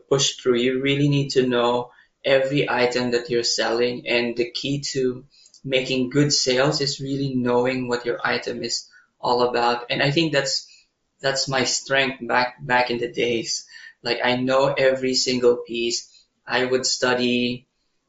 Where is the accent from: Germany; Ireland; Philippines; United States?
Philippines; Manila, Metro Manila; moved away as an adult; also born or lived in Baguio City, Philippines; now in Taiwan; I was actually raised in Manila